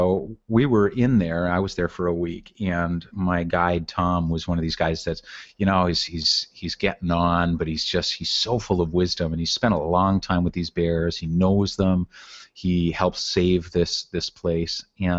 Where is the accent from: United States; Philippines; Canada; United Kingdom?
Canada; to me as a Canadian, it's not a, you know, say it won't have any words, so it's not going to be a nationalistic tribute to my country, but right. Just as, I mean, I grew up in the wilds of Canada